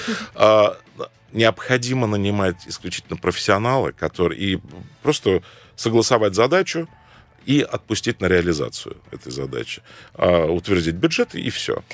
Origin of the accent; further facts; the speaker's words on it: Cairo, Cairo Governorate, Egypt; now in Moscow, Russia; Родился я в Каире